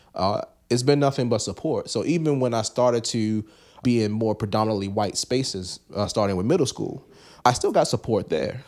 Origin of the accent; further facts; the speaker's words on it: Baltimore, Maryland, United States; I come from East Baltimore